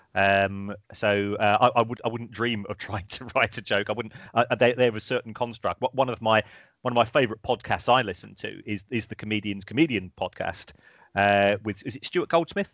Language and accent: English; South London, United Kingdom; I grew up in South London myself